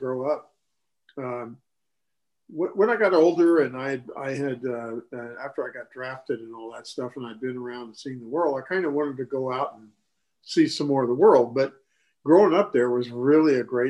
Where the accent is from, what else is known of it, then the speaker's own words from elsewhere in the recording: Decatur, United States; When I was growing up in Decatur, the school system there was really good